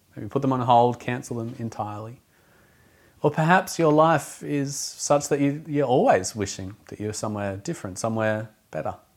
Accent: Australia; now in Auckland, New Zealand; I'm not from Auckland originally, from a coastal region of Australia. I come from a surf culture.

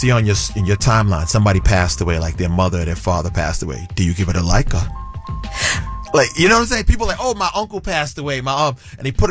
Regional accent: Sint Maarten; I'm from the Caribbean. I'm from St. Martin. So we always got to talk about the reggae category.

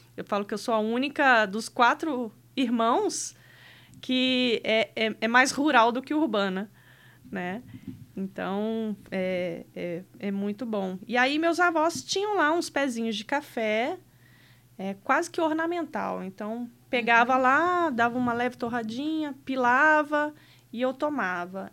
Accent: Rio de Janeiro, Brazil; moved away as an adult; also born or lived in Piracicaba; Eu sou original do Rio de Janeiro. É, minha família ainda mora lá. É, mas eu me casei nova, tinha 19 anos e vim morar aqui para Piracicaba

